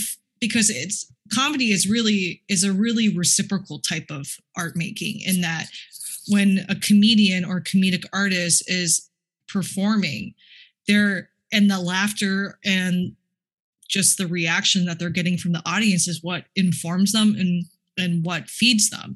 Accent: Minnesota, United States; I was born and raised in Minnesota

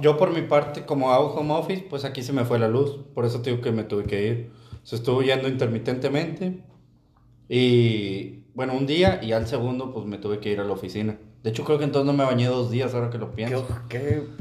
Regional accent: Linares, Nuevo León, Mexico; moved away; soy de Linares, donde son los cadetes de Linares

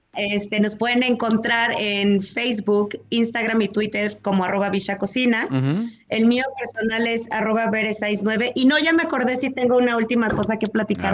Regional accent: Mexico; como mexicanos

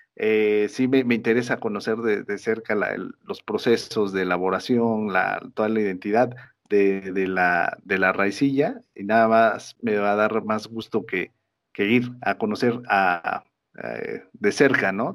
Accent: Mexico; todos como mexicanos

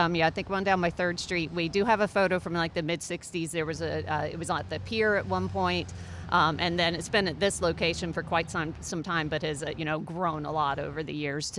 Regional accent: Rockledge, Florida, United States; I grew up here on the Space Coast in Rockledge.

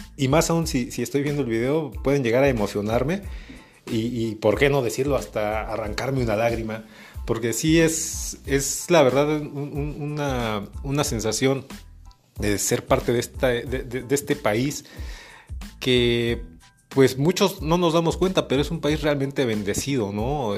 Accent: Mexico; como mexicanos

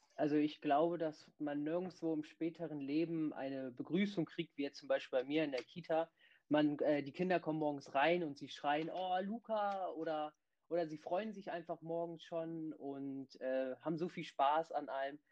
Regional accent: Bremen, Germany; Ich bin 17 Jahre alt und ich komme aus Bremen

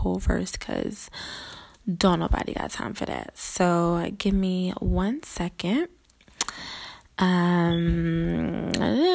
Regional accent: Philadelphia, Pennsylvania, United States; I grew up in West Philadelphia and I graduated from Overbrook High School

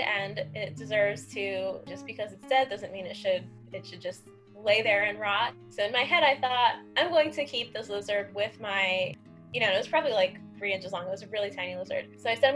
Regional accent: Miami, Florida, United States; now in New York, United States; I grew up in Miami

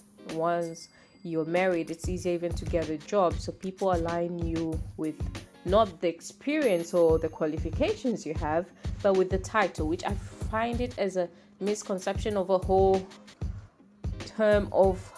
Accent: Tanzania; I'm from Tanzania. I love where I come from

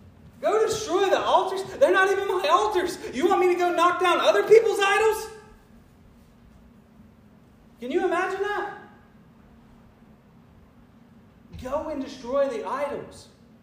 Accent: Spartanburg, South Carolina, United States; also born or lived in Clifton, South Carolina; I'm from the smallest tribe. I'm from Spartanburg, South Carolina. I'm from Calpin, South Carolina. I'm from Clifton, South Carolina.

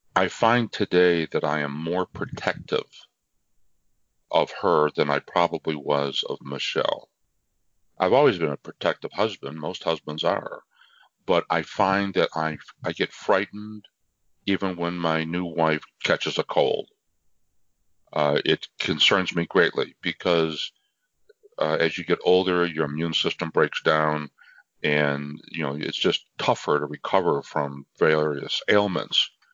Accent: near Niagara Falls, Western New York, United States; I am a uh, native of Western New York, very close to Niagara Falls.

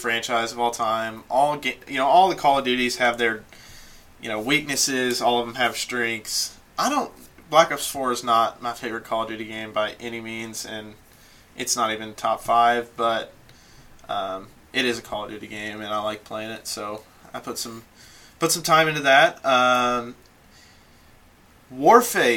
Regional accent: Mount Washington, Kentucky, United States; I am from just south of Louisville in a town called Mount Washington, Kentucky.

